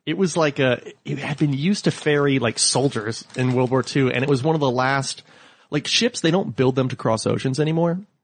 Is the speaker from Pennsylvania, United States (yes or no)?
yes; Scranton, Pennsylvania, United States; moved away; I grew up in Scranton, Pennsylvania